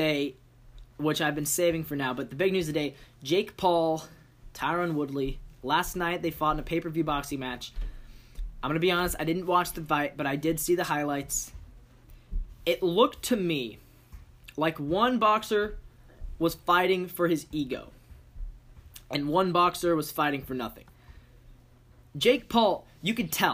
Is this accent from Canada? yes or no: no; Seattle, Washington, United States; I'm from Seattle